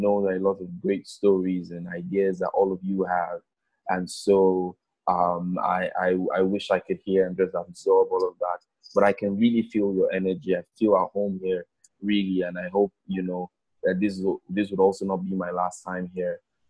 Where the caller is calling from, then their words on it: Boca Raton, Florida, United States; I'm calling from Boca Raton, Florida. It's like 30 minutes north of Miami.